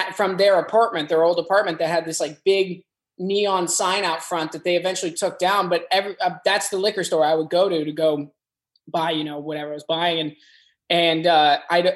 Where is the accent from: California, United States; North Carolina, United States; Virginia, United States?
Virginia, United States; also born or lived in Boston, Massachusetts; I spent the formative years of my life in Virginia